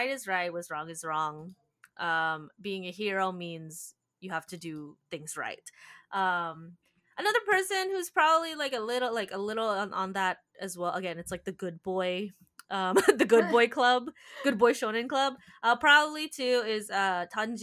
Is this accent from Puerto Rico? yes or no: no; Philippines; I am Filipino